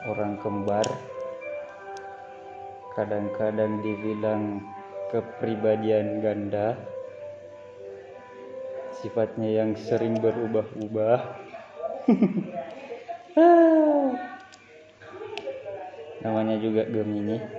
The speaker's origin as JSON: {"language": "Indonesian", "town": "Makassar", "region": "South Sulawesi", "country": "Indonesia", "said": "Asal saya itu dari Makassar, sebuah kota."}